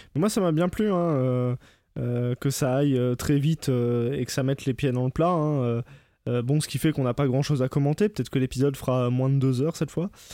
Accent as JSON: {"language": "French", "country": "France", "said": "en tant que Français, nous"}